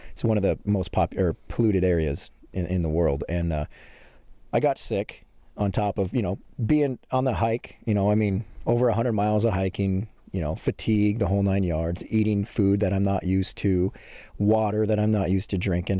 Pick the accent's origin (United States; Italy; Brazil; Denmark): United States; Montana; I'm from a little small town in Montana